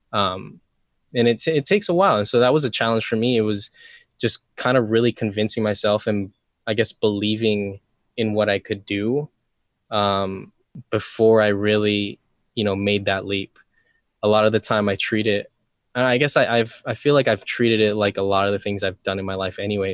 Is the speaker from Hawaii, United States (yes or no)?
yes; Molokai, Hawaii, United States; also born or lived in Oahu; I grew up on Molokai, which is, I mean, it's very, very tiny island here in Hawaii